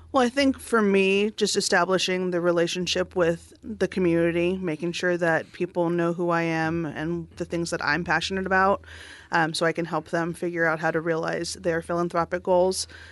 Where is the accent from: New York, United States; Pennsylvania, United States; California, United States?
California, United States; Southern; now in Oregon, United States; I grew up in Southern California